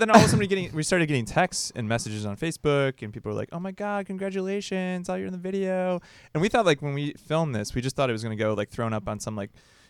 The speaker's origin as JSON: {"language": "English", "region": "Midwest", "country": "United States", "said": "I'm from the Midwest."}